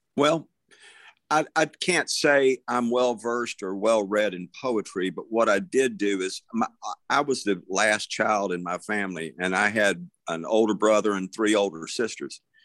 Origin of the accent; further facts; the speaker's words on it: Tybee Island, Georgia, United States; moved away; also born or lived in Savannah, Georgia; was born in Savannah, Georgia, and I, I grew up out on a little place called Tybee Island, Georgia